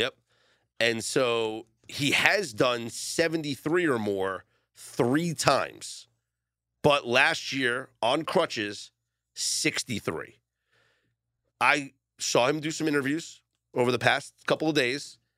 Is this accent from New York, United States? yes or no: yes; New York City, New York, United States; now in Las Vegas, United States; I grew up in Coney Island